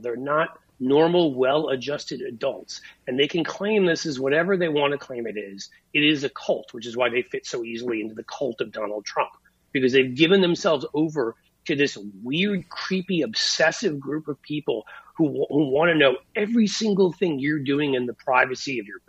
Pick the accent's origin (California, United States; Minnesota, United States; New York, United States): New York, United States; I went to an Episcopalian school for 10 years, growing up in New York